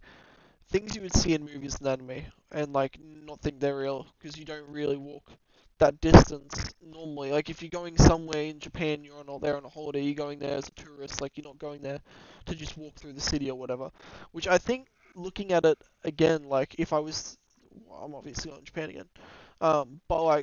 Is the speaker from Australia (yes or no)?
yes; Australia; we come from Australia where you go out at midnight